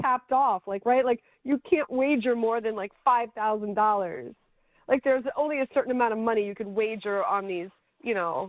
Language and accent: English; Miami, Florida, United States; moved away as an adult; also born or lived in New York; I went to Sunset Senior High School. I grew up in Kendall.